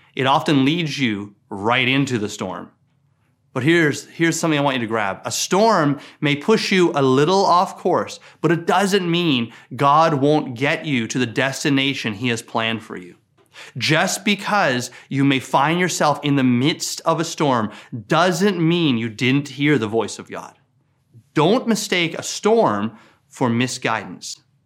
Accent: Newfoundland and Labrador, Canada; I grew up in Newfoundland, and I spent a lot of time on the Atlantic Ocean

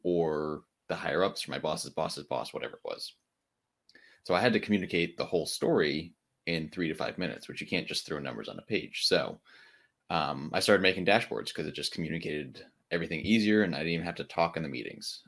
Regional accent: Connecticut, United States; now in Charlotte, United States; I'm originally from Connecticut, um, and I moved down here

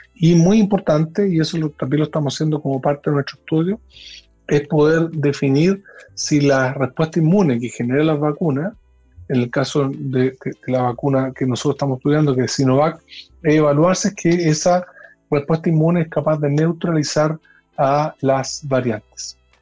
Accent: Chile; me siento muy orgulloso como científico chileno

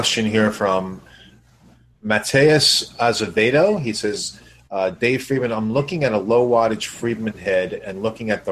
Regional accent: New York City, New York, United States; moved away; Brooklyn is my hometown. That's where I was born

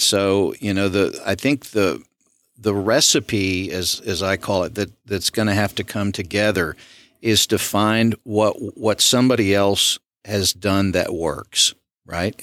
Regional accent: Southwest Arkansas, United States; now in Smith County, Texas, United States; My mother's father served on the city council in my hometown in Southwest Arkansas

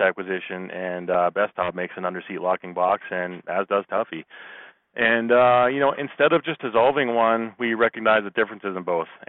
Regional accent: Massachusetts, United States; moved away as an adult; now in Colorado, United States; I am from Massachusetts, and you know, I moved out to Colorado about 10 years ago

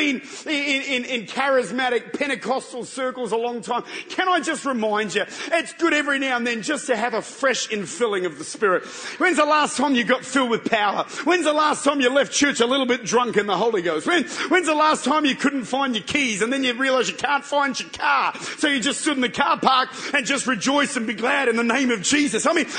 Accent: Australia; I'm from Australia.

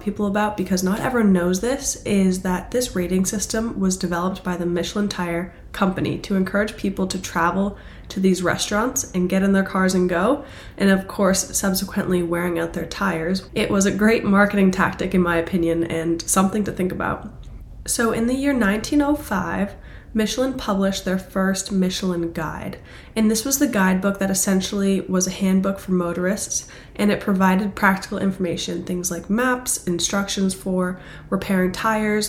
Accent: Boston, Massachusetts, United States; I'm from Boston

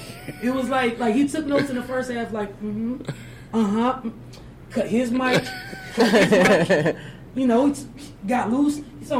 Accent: Michigan, United States; From Michigan. I'm from Michigan.

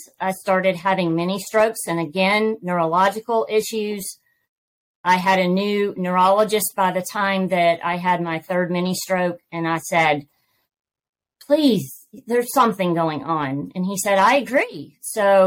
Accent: Georgia, United States; accent: Southern; I am born, raised, and have lived in Georgia all my life

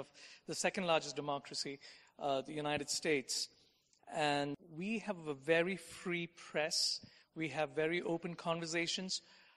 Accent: Kerala, India; moved away; my native state, Kerala

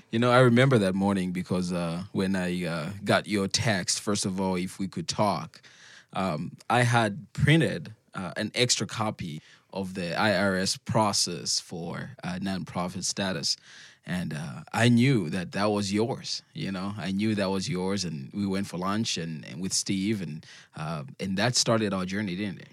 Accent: Zambia; moved away; I'm from Zambia

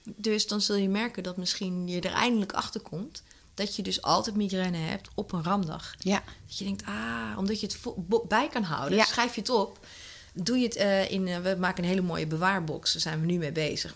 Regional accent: Netherlands; als Nederlanders zijn we wel eh, heel erg, ehm, ja, toch wel een soort van down to earth.

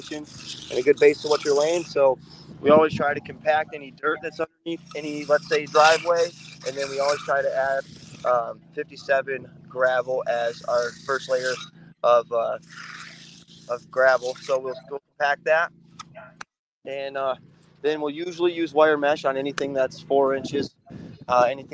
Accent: Syracuse, New York, United States; moved away as an adult; now in Atlanta, United States; I was born in Syracuse, New York, and my family has been pouring concrete since the 80s, and I learned in Syracuse through my family growing up

